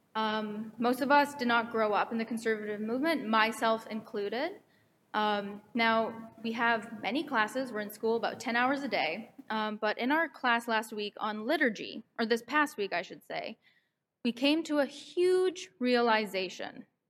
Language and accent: English; Vancouver, British Columbia, Canada; moved away as an adult; now in New York, United States; I'm from Vancouver, but I come here once a month from New York, where I go to school